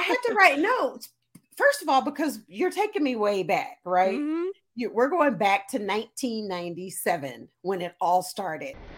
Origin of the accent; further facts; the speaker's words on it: Texas, United States; my home state